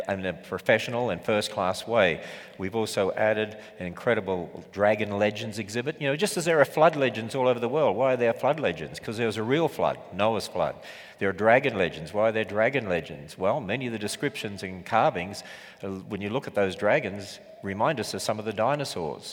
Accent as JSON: {"language": "English", "country": "Australia", "accent": "Australian", "said": "I was from Australia"}